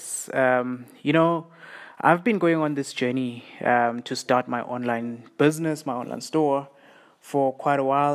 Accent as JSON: {"language": "English", "town": "Siyabuswa", "region": "Mpumalanga", "country": "South Africa", "tie": "born or raised there", "said": "the township I grew up in here in South Africa. It's called Siyabuswa"}